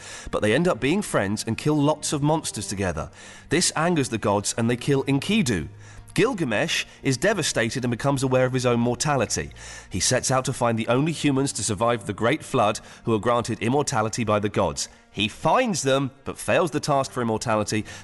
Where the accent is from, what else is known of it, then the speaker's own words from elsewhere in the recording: England, United Kingdom; I'm English